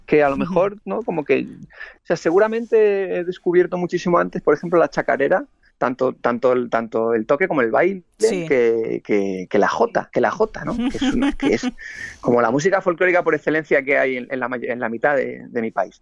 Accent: Spain

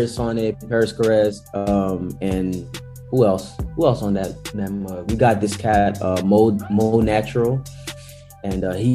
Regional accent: Netherlands; I'm a kid from the Netherlands that's infatuated with ATL

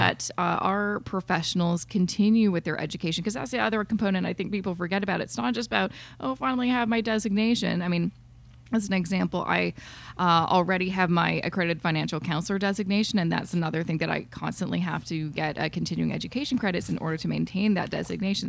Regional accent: Canada; as a Canadian

